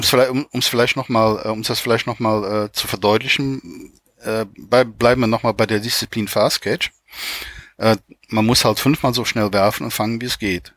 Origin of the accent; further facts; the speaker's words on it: Germany; bei uns in Deutschland